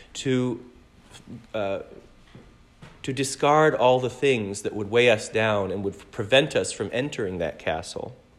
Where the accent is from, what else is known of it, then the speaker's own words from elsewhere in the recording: Great Lakes, United States; moved away; I grew up in the Great Lakes